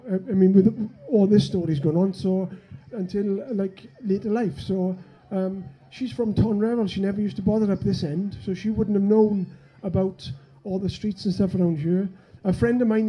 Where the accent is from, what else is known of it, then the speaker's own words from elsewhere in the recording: Wales, United Kingdom; me being Welsh, in the land of England